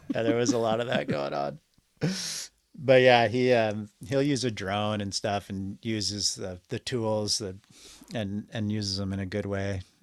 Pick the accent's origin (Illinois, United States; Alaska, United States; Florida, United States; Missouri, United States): Alaska, United States; Anchorage; I'm from the hillside. I grew up in Glen Alps, so above the Chugoch State Park parking lot